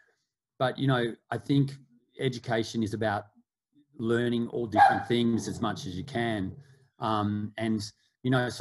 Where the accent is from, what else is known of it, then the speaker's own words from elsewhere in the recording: Melbourne, Victoria, Australia; I grew up in Australia, in Melbourne